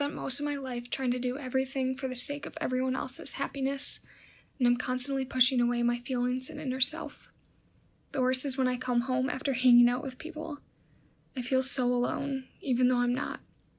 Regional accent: Illinois, United States; I'm 18 and from Illinois.

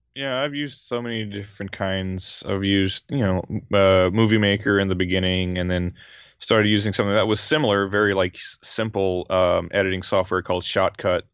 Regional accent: Louisiana, United States; moved away as an adult; now in Japan; I grew up in Louisiana. I grew up on, like, Southern cooking and, uh, Cajun food in particular.

